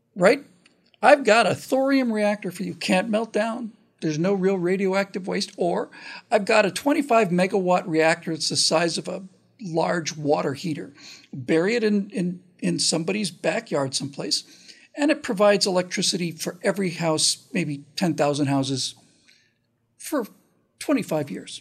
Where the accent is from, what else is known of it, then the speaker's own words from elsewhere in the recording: United States; especially as an American